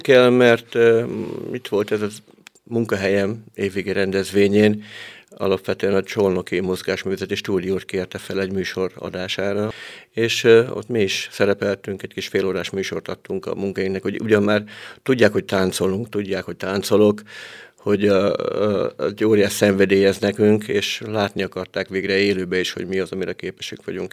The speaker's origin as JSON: {"language": "Hungarian", "town": "Padragkút", "region": "Veszprém County", "country": "Hungary", "tie": "born or raised there", "moved": "yes", "lives_now": "Veszprém, Hungary", "said": "kis falomba padrakuton, ahonnan származom"}